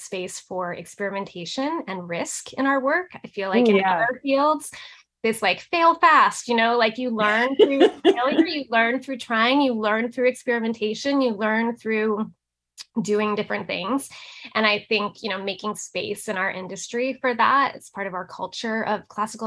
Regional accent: Massachusetts, United States; now in Nashville, United States; I'm from Massachusetts originally

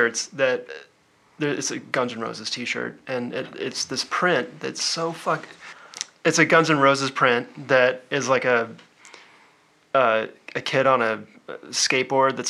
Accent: Nebraska, United States; now in Seattle, United States; When I was a kid growing up in Nebraska

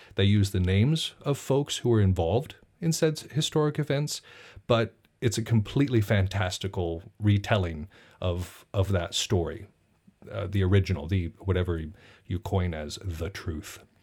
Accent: Montana, United States; I'm from Montana

